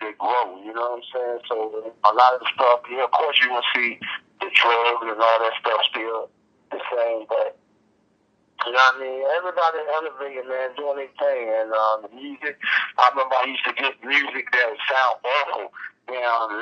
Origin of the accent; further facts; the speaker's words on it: Berkeley, United States; also born or lived in Booker T area; so I'm born and raised in Berkeley. I moved in front of Booker T when I was like 10 years old